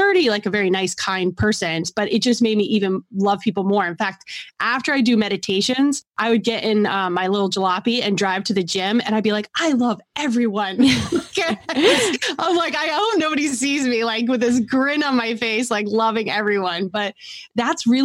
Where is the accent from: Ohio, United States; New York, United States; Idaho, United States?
New York, United States; New York City; I'm from New York City